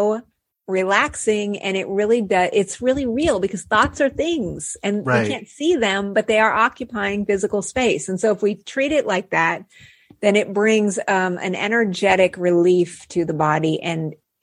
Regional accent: Albuquerque, New Mexico, United States; I grew up in Albuquerque, New Mexico

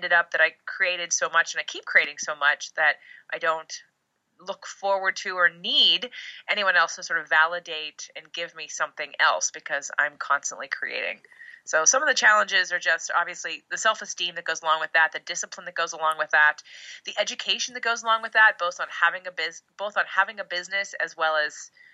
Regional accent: Pennsylvania, United States; now in Los Angeles, United States; originally Pennsylvania, but I live in Los Angeles

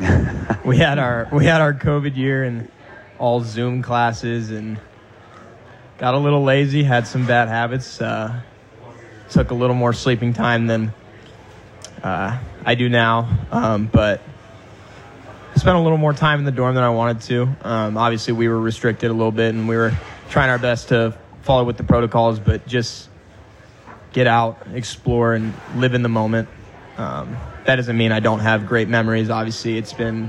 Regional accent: Seattle, Washington, United States; moved away; I'm originally from Seattle, spent my time up there

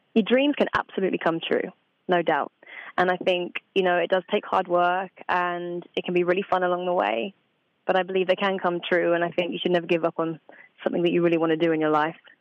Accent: Essex, Suffolk, East of England, United Kingdom; home for me is a little place called Essex in England, on mm-hmm. the outskirts of London. But I moved from Essex to Suffolk, which is a very quiet county. Um, I used to live on a farm, very quiet and chilled out, you know. So, yeah, but that's about two and a half hours from London, so that's where I grew up.

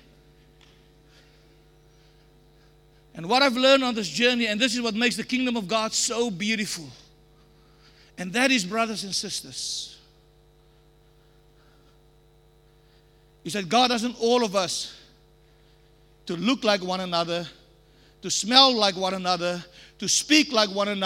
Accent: South Africa; I can only talk about South Africa

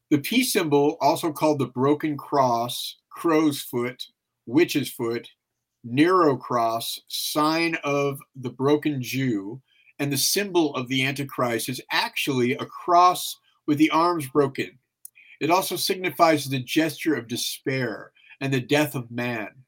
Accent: San Francisco, California, United States; I grew up in San Francisco and I was a kid when the hippies were all around me.

